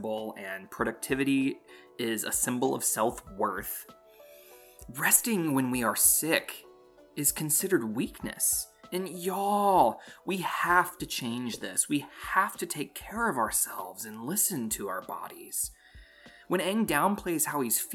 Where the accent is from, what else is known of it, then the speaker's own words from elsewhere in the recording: North Carolina, United States; I'm from North Carolina